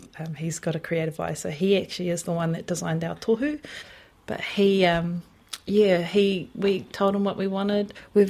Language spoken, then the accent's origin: English; Auckland, New Zealand; also born or lived in Niue (ancestry); now in Hamilton, New Zealand; I'm from Niue, so my mum's Niue and so is my dad. So yeah, I whakapapa back to Niue, hakupu Niue, hakupu the village. Yeah, I was born in Auckland and then came down to Hamilton